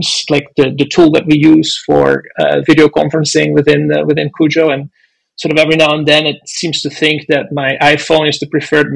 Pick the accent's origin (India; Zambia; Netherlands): Netherlands; moved away as an adult; also born or lived in Boston; now in United States; I grew up in the Netherlands, did an aeronautical engineering degree there